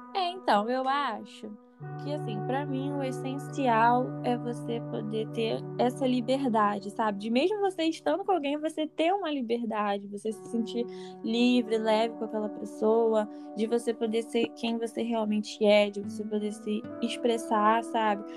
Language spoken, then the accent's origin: Portuguese; Nova Iguaçu, Rio de Janeiro, Brazil; sou aqui de Nova Iguaçu